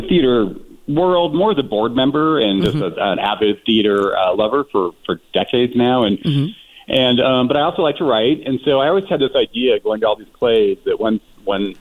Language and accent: English; Richland, Washington, United States; now in Palm Springs, United States; my own very mysterious upbringing in my hometown of in Eastern Washington State. It's Richland, Washington